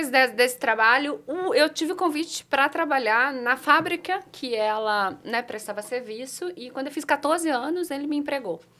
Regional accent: Limeira, São Paulo, Brazil; Eu sou natural de Limeira, do interior de São Paulo

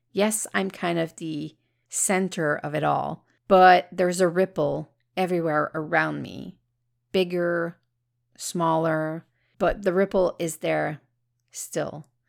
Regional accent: Canada; I'm Canadian

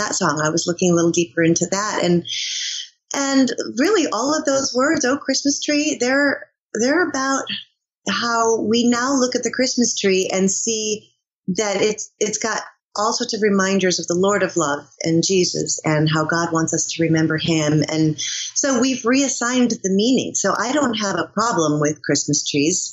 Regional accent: Michigan, United States; moved away; also born or lived in New York; I'm from Michigan

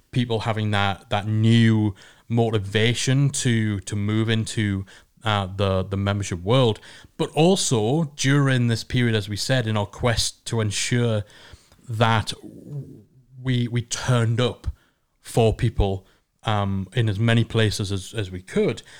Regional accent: England, United Kingdom; It's just because we're English.

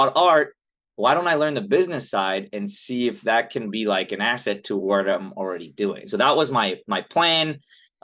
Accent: Los Angeles, California, United States; also born or lived in Pasadena; I was born in Pasadena, grew up in Southern California, right here

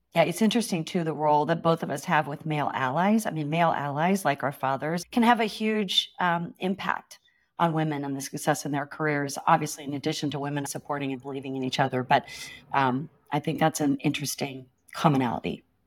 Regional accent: Stockton, California, United States; now in San Francisco, United States; I grew up in a small town east of San Francisco called Stockton, California.

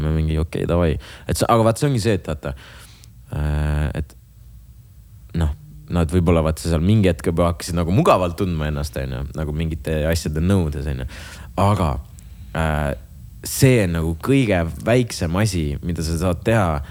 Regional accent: Jõgeva, Jõgeva County, Estonia; mina olen Jõgevalt

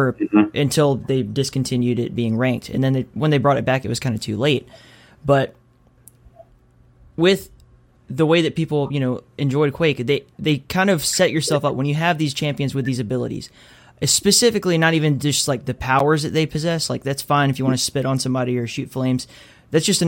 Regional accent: Alabama, United States; I was born in Alabama

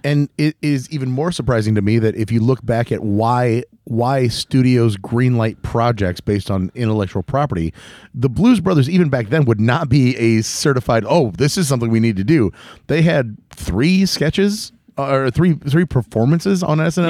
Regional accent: Northwest Indiana, United States; we're from Northwest Indiana

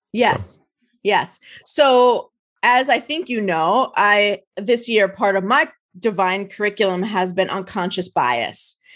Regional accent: New Jersey, United States; I'm an East Coast gal. I grew up in New Jersey

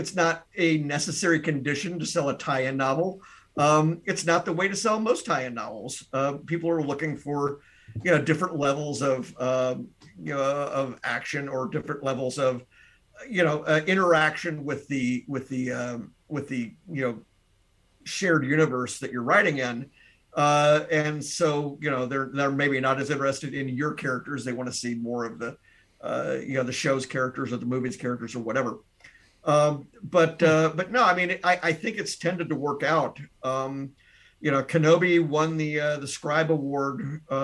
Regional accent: Tennessee, United States; now in Wisconsin, United States; I'm not originally from Wisconsin, I'm from Tennessee.

